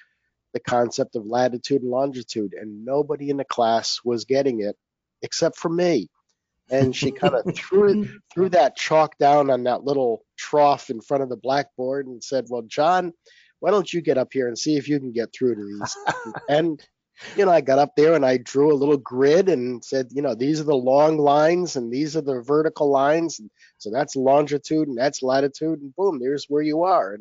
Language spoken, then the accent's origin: English; Connecticut, United States; I grew up in Connecticut